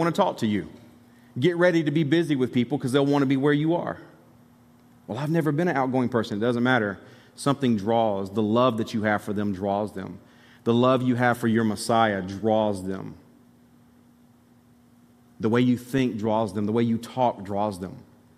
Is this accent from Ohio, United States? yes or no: no; Alabama, United States; moved away as an adult; also born or lived in Tennessee; I was from Alabama